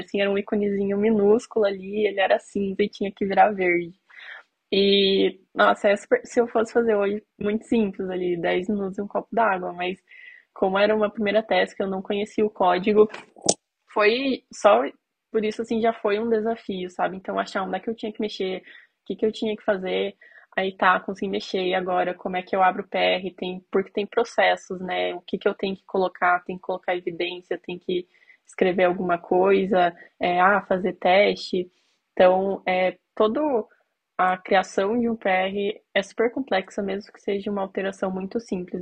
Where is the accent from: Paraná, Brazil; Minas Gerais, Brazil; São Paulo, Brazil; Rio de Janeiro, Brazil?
Paraná, Brazil; Curitiba; Eu sou de Curitiba